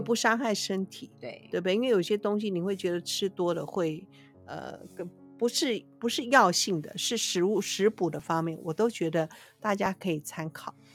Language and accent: Chinese; Taiwan; 我们台湾人自己吃不到自己台湾好吃的猪肉